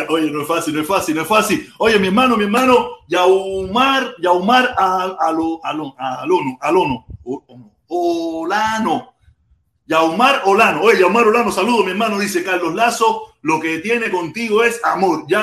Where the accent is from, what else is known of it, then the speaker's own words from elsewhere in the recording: Cuba; Walter Ramos, si todos somos cubanos, menos por los menos para los comunistas.